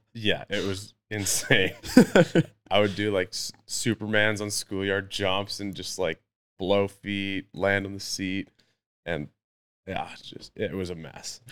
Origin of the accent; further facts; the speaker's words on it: North Vancouver, British Columbia, Canada; never moved away, been here my whole life, and, uh, yeah, kind of a product of the environment, you know, mountain biking and ice hockey and, yeah, just the usual North Shore kid